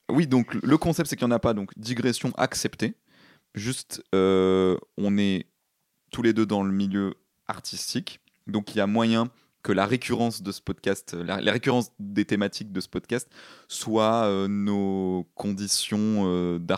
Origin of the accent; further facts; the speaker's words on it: Paris, Île-de-France, France; Donc oui, parce qu'on est des Parisiens évidemment, sinon c'est pas drôle.